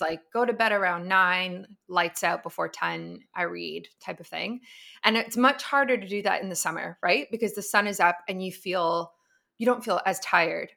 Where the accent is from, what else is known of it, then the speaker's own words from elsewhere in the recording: Canada; as a Canadian